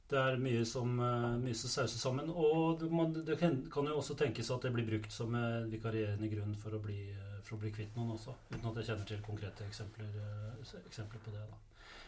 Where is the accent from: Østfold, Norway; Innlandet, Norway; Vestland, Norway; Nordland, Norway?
Nordland, Norway; Fauske; Jeg er jo fauskværing, egentlig.